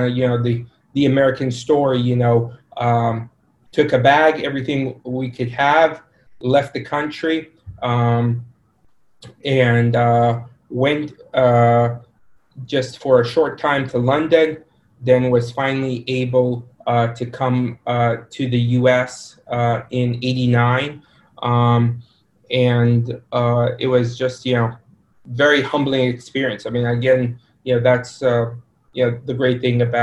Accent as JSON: {"language": "English", "country": "Sudan", "tie": "born or raised there", "also_born_or_lived": "Egypt", "said": "Initial background is myself and my family were Egyptian, but I was born in Sudan"}